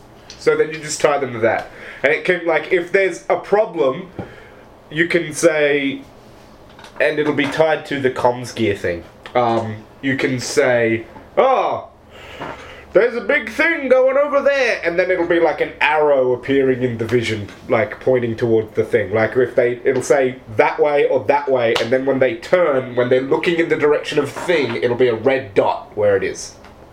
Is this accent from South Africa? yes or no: yes; South Africa; Don't know why I talk like this when I'm from South Africa.